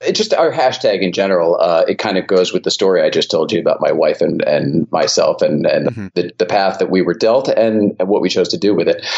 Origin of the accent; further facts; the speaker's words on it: Connecticut, United States; I grew up in Connecticut